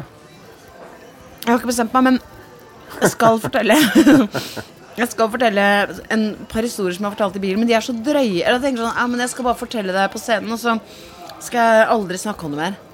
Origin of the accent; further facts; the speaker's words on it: Vestfold, Norway; Jeg er jo fra Vestfold